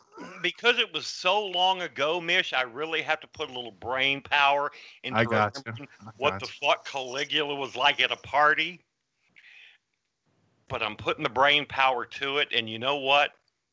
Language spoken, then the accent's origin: English; Houston, Texas, United States; That was one of the Mata boys I grew up with in Houston.